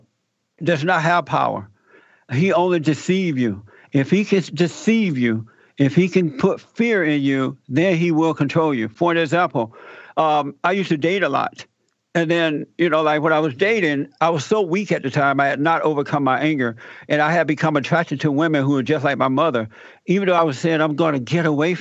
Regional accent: Alabama, United States; I was born in Alabama. I was raised and grew up under the Jim Crow laws. I had to work the plantation.

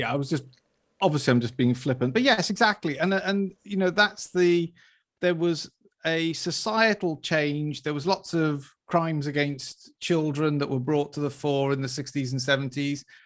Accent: Wales, United Kingdom; I was brought up in Wales

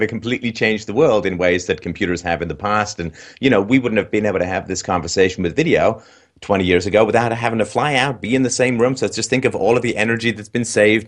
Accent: England, United Kingdom; I grew up in England

